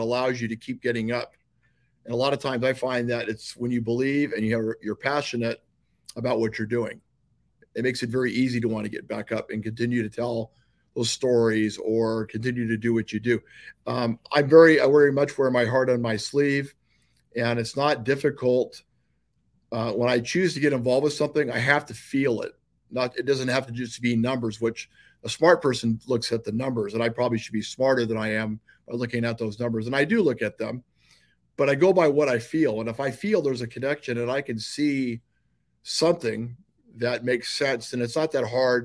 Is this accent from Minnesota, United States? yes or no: no; Chula Vista, California, United States; I grew up in Chula Vista. It's a city in San Diego, second biggest city in San Diego.